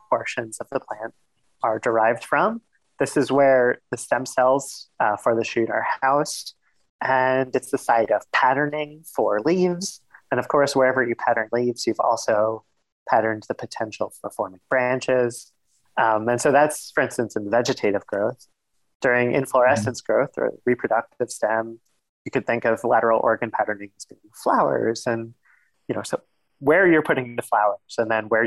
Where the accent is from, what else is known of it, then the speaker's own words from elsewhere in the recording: New York City, New York, United States; I grew up in Queens, New York